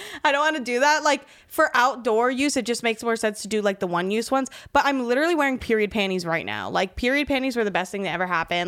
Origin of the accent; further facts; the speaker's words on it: Miami, Florida, United States; I grew up in Florida